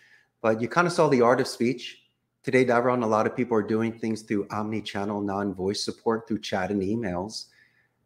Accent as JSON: {"language": "English", "town": "Philadelphia", "region": "Pennsylvania", "country": "United States", "moved": "as an adult", "lives_now": "Costa Rica", "said": "I'm originally from Northeast Philadelphia"}